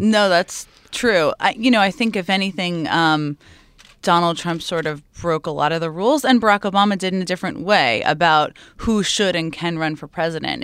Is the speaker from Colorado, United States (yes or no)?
no; Stamford, Connecticut, United States; I grew up in Connecticut